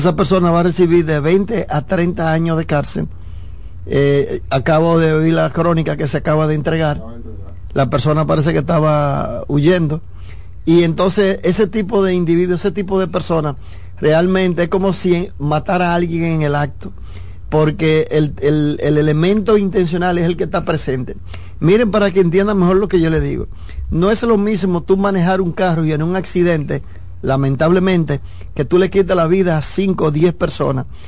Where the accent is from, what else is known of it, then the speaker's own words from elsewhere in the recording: Dominican Republic; en mi país